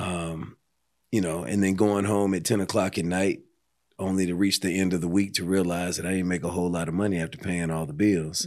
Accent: Pasadena, California, United States; moved away as an adult; now in Atlanta, United States; born and raised in Los Angeles, Pasadena, to be more specific

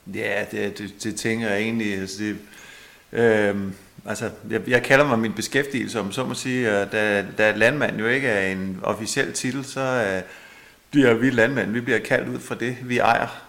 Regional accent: Holbæk, Zealand, Denmark; jeg er jo født her i Holbæk. Uh, vi boede uden for Holbæk i Bredetved, der boede jeg sammen med mine forældre

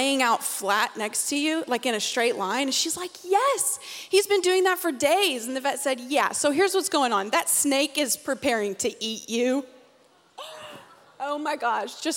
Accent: Conway, United States; I'm from Conway

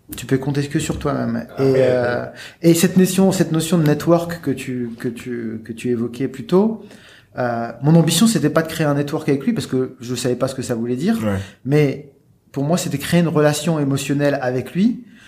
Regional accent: Lille, Hauts-de-France, France; also born or lived in Annecy; je suis né à Lille et, euh, j'ai grandi à Lille dans une cité

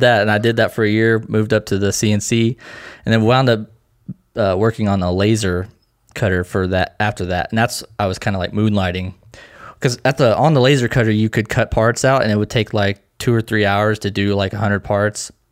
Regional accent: Lebanon, Missouri, United States; I'm from a small town called Lebanon, Missouri. Uh, it's right in the middle of the state

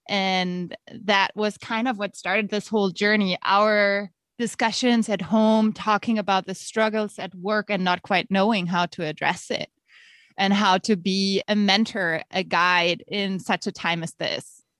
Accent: Germany; accent: German; moved away as an adult; also born or lived in Nebraska, United States; now in United States; As you can hear by my accent, I am actually German and have lived in the States now for about two years

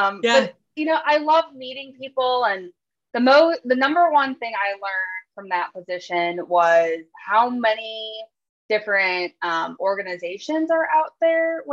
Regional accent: Chicago, Illinois, United States; moved away as an adult; also born or lived in Missouri; I'm from Chicago originally

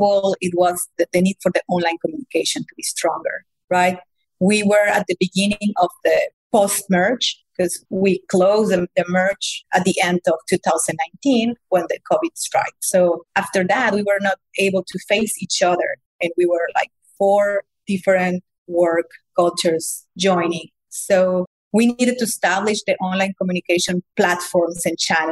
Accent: Mexico; moved away as an adult; also born or lived in Germany; originally, I know I'm from Mexico, but I spent the last 15 years in Germany

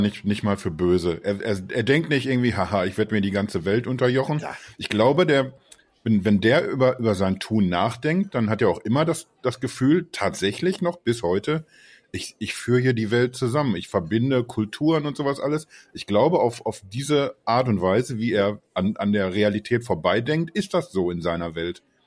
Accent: Ruhr area, North Rhine-Westphalia, Germany; Sagt man bei uns im Ruhrgebiet

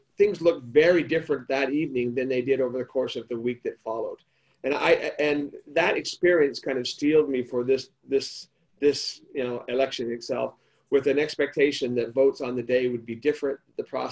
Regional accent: Arizona, United States; moved away as an adult; now in Australia; my home state of Arizona

